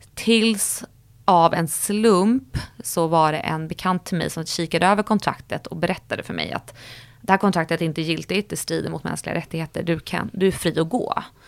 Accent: Stockholm, Stockholm County, Sweden; jag växte upp i Sköndal där jag bodde med mamma och pappa

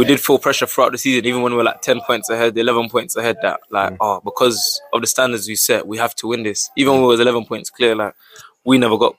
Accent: Bromley, London, United Kingdom; born or raised there

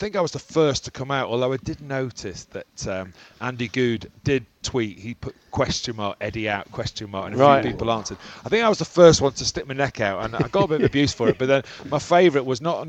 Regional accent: Liverpool, North West England, United Kingdom; also born or lived in Ireland; was born in Ireland and grew up there about the age of 4 or 5, came to Liverpool

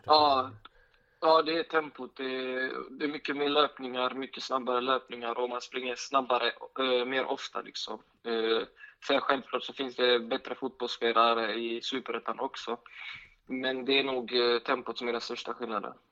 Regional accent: Sweden; Jag är född och uppväxt här i Sverige

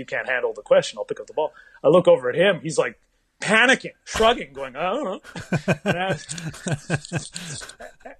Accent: Canada; now in United States; I'm Canadian

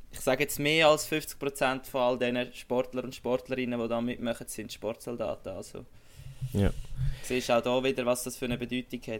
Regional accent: Switzerland; jetzt als Schweizer eben kannst du sagen, hey, eine gute Leistung

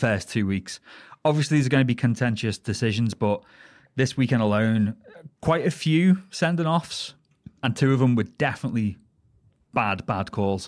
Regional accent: the Wirral, North West England, United Kingdom; moved away; I am from the Wirral, the Wirral Peninsula, the Pleasure Peninsula

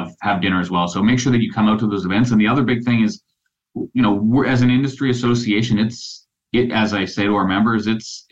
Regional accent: Port McNeill, British Columbia, Canada; I'm an Islander. I grew up in Port McNeil.

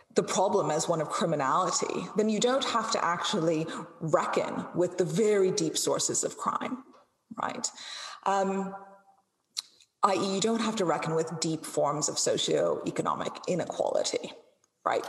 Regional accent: India; I come from a very culturally conservative background and a very culturally conservative um, community within India

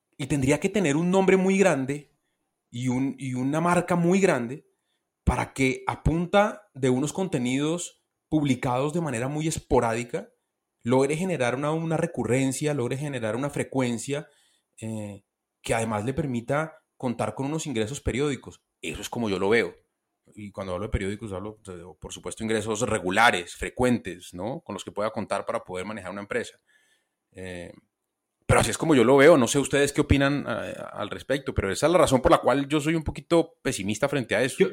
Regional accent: Colombia; Yo soy periodista, soy colombiano

